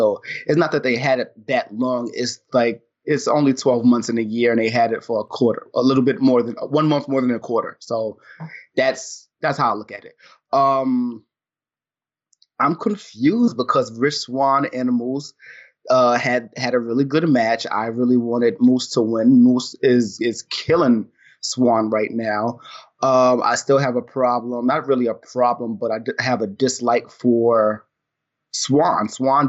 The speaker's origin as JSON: {"language": "English", "region": "New York", "country": "United States", "said": "me being a black dude, me being a New Yorker, me being somebody who holds himself in a certain type of way."}